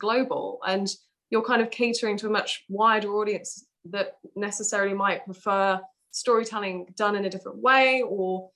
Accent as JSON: {"language": "English", "town": "Malaga", "region": "Andalusia", "country": "Spain", "tie": "born or raised there", "moved": "as an adult", "lives_now": "United Kingdom", "said": "I grew up there for 18 years. I lived there until I was 18 and then came to the UK"}